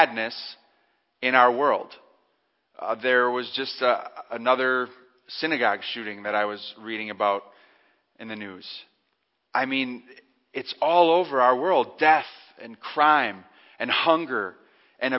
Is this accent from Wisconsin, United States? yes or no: yes; Cedar Grove, Wisconsin, United States; my hometown. I grew up in Cedar Grove.